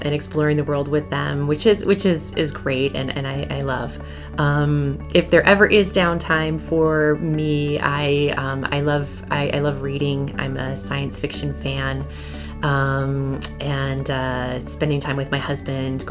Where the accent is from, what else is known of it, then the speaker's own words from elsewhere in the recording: Lancaster, New York, United States; I grew up here in Western New York, just outside of Buffalo, in a small town called Lancaster.